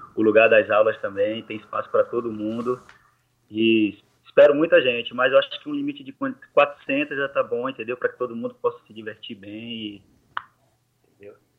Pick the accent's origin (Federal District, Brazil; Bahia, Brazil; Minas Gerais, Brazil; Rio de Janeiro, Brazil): Bahia, Brazil; Salvador; moved away as an adult; also born or lived in Serrinha, Bahia / Cruz das Almas, Bahia; now in Lille, France; eu venho de Salvador, da Bahia, né, mas na verdade do interior da Bahia que é Serrinha, mas sempre morei em Salvador